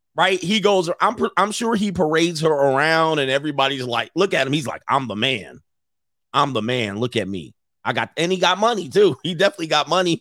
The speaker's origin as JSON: {"language": "English", "town": "Los Angeles", "region": "California", "country": "United States", "tie": "born or raised there", "also_born_or_lived": "Hawthorne, California / Orange County, California", "said": "I grew up in Southern California, in the San Fernando Valley, and my early, early years was in the South Bay, Los Angeles County."}